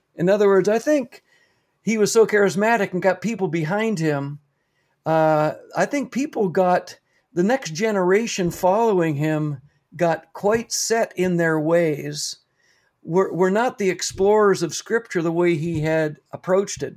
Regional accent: Canada; also born or lived in Papua New Guinea; I took that back home with me to Canada

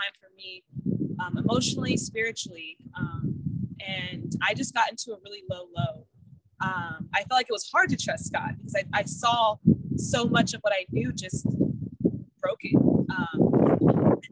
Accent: Sacramento, California, United States; I grew up in Sacramento

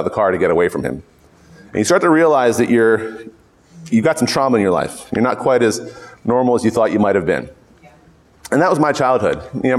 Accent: Philadelphia, Pennsylvania, United States; moved away; I grew up in Philadelphia

